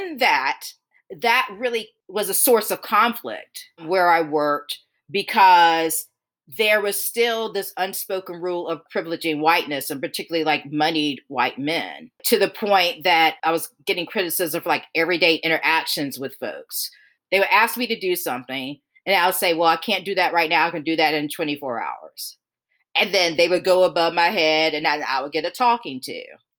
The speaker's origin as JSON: {"language": "English", "region": "the South", "country": "United States", "tie": "born or raised there", "said": "I am one generation out of segregation, born and raised in the South."}